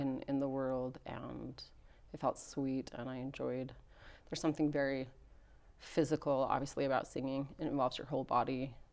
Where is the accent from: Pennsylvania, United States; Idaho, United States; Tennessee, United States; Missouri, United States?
Idaho, United States; Rexburg; I grew up here in Rexburg, Idaho